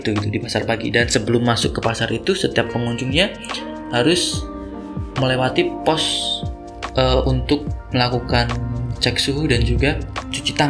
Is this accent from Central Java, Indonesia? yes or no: yes; Salatiga, Central Java, Indonesia; Gue adalah salah satu putra daerah yang lahir dan besar di kota Salatiga dan selama gue hidup di sana memang suasananya tuh nggak pernah ada hiruk pikuk